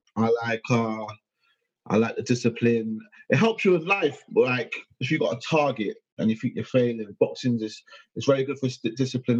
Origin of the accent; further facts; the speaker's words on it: United Kingdom; I'm British as hell